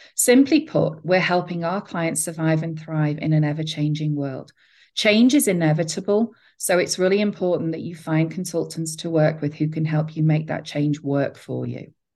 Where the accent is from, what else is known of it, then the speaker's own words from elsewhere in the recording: England, United Kingdom; now in United States; I'm from England